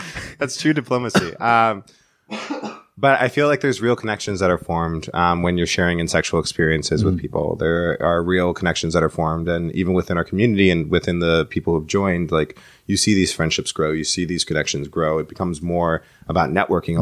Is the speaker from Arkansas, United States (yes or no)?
no; New York City, New York, United States; I was born in the in the Bronx